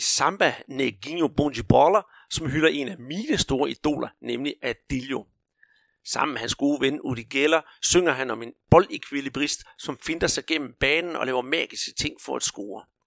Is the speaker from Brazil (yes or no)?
yes; Rio de Janeiro, Brazil; now in Denmark; Da jeg som barn hyggede mig på Huabadana i Rio